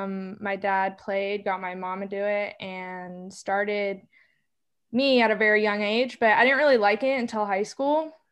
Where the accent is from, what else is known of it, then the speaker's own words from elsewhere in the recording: Sacramento, California, United States; moved away; I'm from Sacramento, California.